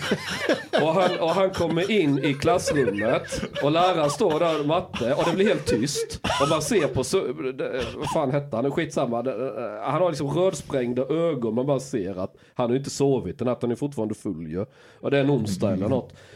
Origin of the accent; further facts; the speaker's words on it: Skåne, Sweden; jag växte upp i Skåne